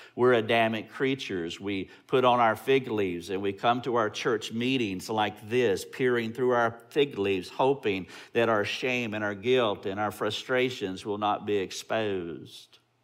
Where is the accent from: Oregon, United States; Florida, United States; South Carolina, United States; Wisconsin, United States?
South Carolina, United States; Greenville; We're from Greenville, South Carolina